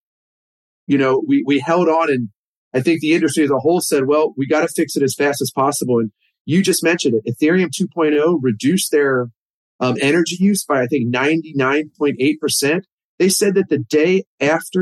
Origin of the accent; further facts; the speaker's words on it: Cincinnati, Ohio, United States; I'm from Cincinnati